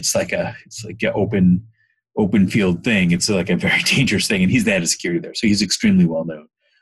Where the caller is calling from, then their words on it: San Francisco, California, United States; I'm in San Francisco at home.